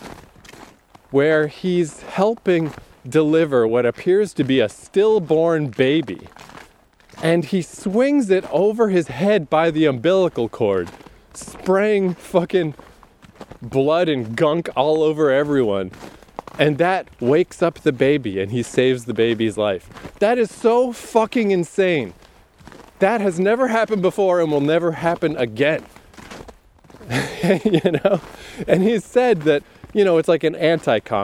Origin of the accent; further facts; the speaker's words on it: Canada; I'm Canadian